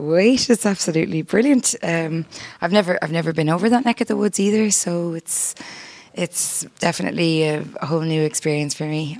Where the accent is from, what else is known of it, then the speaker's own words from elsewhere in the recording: Ennis, Munster, Ireland; that's where I went to school, and that's where I was brought up